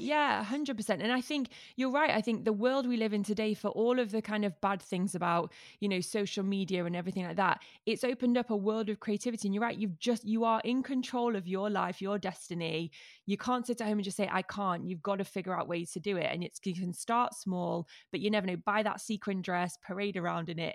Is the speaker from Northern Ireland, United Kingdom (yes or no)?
no; Manchester, North West England, United Kingdom; As a Mancunian